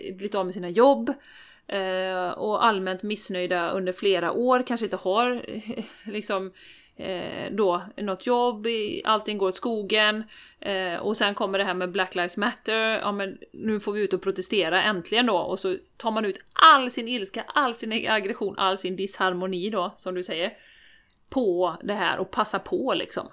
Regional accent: Sweden; vi som svenskar

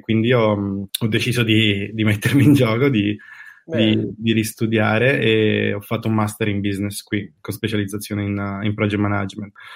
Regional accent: Caserta, Campania, Italy; moved away as an adult; now in San Francisco Bay Area, United States; sono di Caserta

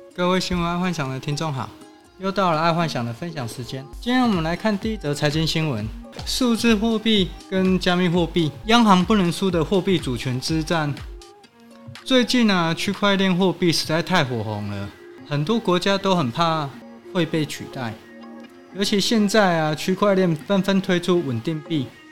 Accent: Taiwan; 我们台湾人民

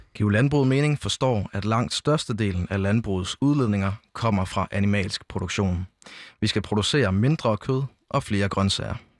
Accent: Jelling, Southern Denmark, Denmark; jeg kommer selv fra Jelling, altså sådan øh, lige på grænsen mellem Syd- og Midtjylland

